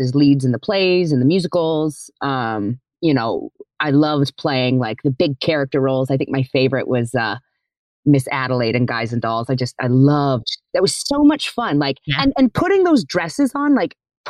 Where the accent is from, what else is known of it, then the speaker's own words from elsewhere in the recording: Tiffin, Iowa, United States; I was born in Iowa. I grew up in a town called Tiffin, T-I-F-F-I-N